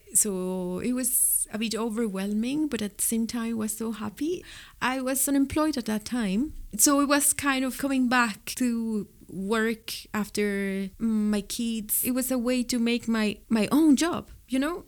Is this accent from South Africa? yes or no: no; Mexico City, Mexico; English is a second language; moved away as an adult; also born or lived in Spain; now in Cork, Ireland; I'm from Mexico City